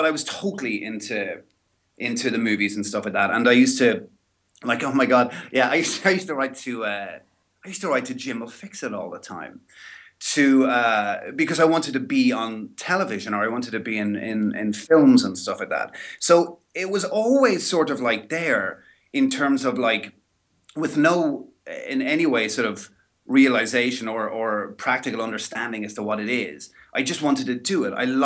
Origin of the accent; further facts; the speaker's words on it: Dundalk, County Louth, Ireland; also born or lived in Dublin; I'm from Dundalk, and when I was four, we went to Dublin for a year.